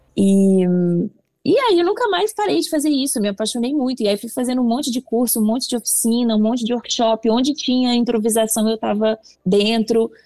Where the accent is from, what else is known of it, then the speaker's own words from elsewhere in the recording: Belo Horizonte, Minas Gerais, Brazil; moved away as an adult; now in São Paulo, Brazil; Eu sou de Belo Horizonte